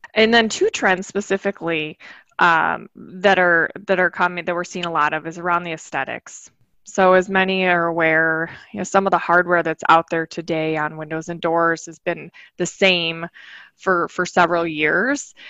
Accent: Michigan, United States; I grew up in Michigan

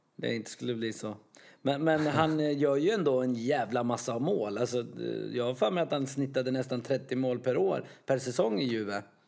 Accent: Sweden; som svensk

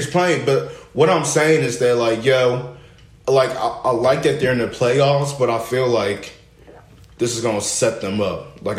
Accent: Newark, New Jersey, United States; Born and raised Newark, New Jersey.

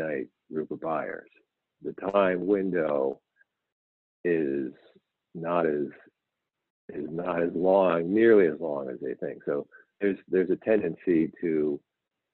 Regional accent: New York, United States; I grew up in New York

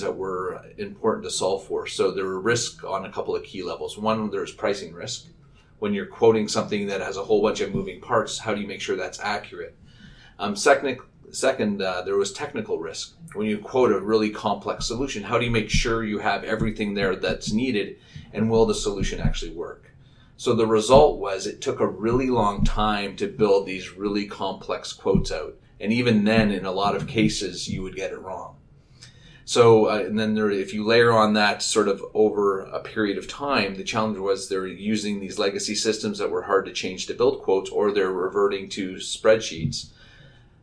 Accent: Vancouver, British Columbia, Canada; moved away as an adult; also born or lived in Montreal / Toronto; I grew up out in the West Coast, in Vancouver, went to UBC.

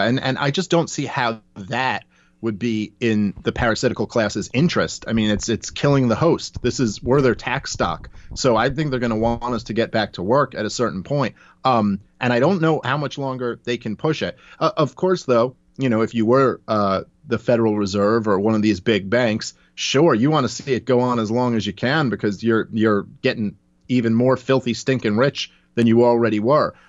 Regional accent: New York, United States; I'm a Jew from New York, I was raised by a single mother

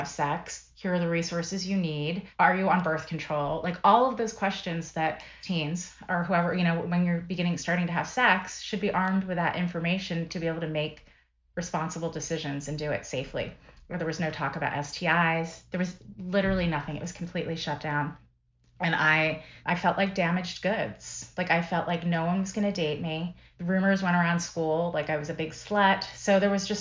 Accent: Philadelphia, Pennsylvania, United States; I grew up in Philadelphia area

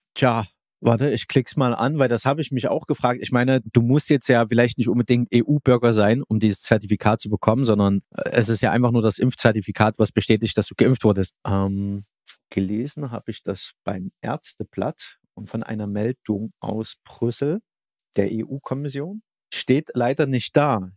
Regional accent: Germany; das steckt mir als Deutscher drin

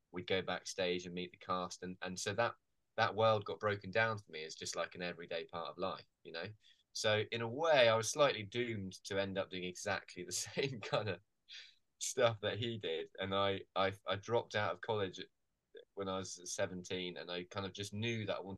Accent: Falmouth, South West England, United Kingdom; I grew up in Falmouth, which is a kind of harbour town in Cornwall.

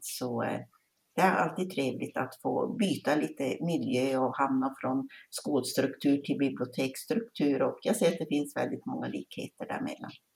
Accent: Älvsbyn, Norrbotten County, Sweden; kommer jag från Älvsbyn här i Norrbotten

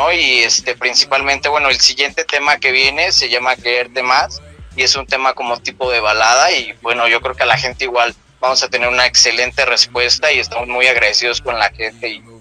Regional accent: Mexico; Como buen mexicano emprendedor, pues somos este, independientes

